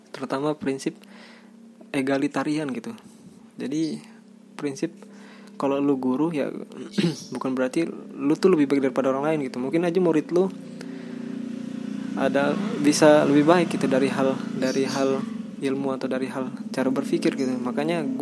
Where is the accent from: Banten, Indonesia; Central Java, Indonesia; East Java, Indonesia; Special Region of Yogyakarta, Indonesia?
Banten, Indonesia; tapi karena gue anak Banten ya gue tumbuh dengan bahasa ini